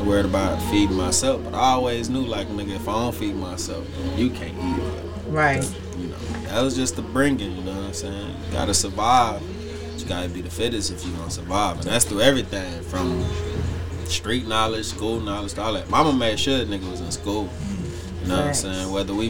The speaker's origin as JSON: {"language": "English", "town": "Houston", "region": "Texas", "country": "United States", "said": "I'm coming from Third Ward, Southside, Texas."}